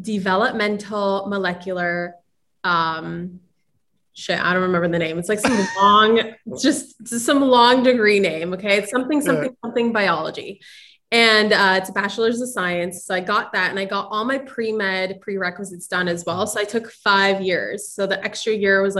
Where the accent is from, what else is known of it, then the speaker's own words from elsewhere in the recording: Ukraine; moved away; I was born in Ukraine